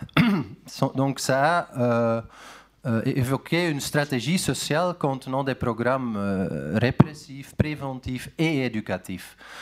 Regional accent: Flanders, Belgium; French is a second language; now in Netherlands; je suis né en Belgique, en Flandre

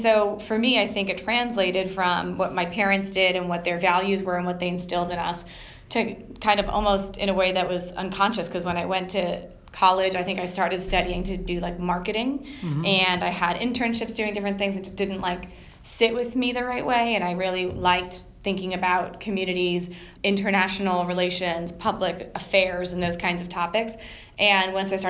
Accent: New Jersey, United States; moved away as an adult; now in New York City, United States; I grew up in New Jersey, and I went to school at Rutgers

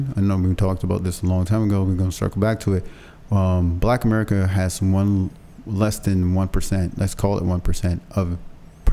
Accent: Barbados; so I'm from Barbados.

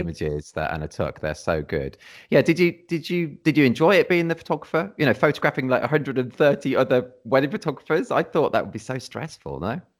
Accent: Redditch, West Midlands, United Kingdom; moved away as an adult; now in Cornwall, United Kingdom; I'm from the Midlands originally. I've only been down in Cornwall, like, last, like, twelve years or something like that.

